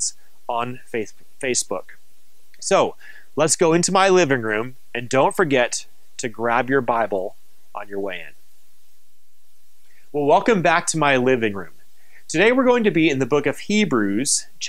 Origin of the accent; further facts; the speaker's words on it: Minnesota, United States; moved away; also born or lived in New Mexico; I was raised in Minnesota